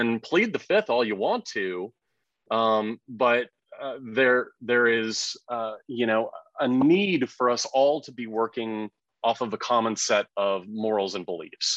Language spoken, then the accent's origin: English; Houston, Texas, United States; moved away as an adult; also born or lived in New York City; Having been born and raised in Houston, Texas